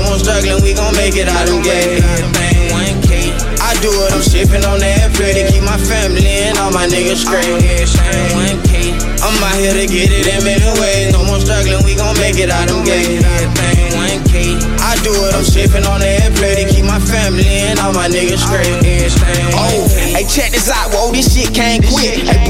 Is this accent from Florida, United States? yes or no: yes; Pompano Beach, Florida, United States; Man, Pompano, it's just a fast upbringing, man.